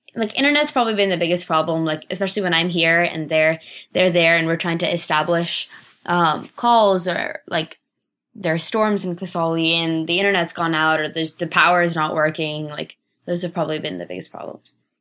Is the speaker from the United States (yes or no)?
yes; Los Altos Hills, California, United States; also born or lived in Bangalore, India; I grew up in Los Altos Hills, California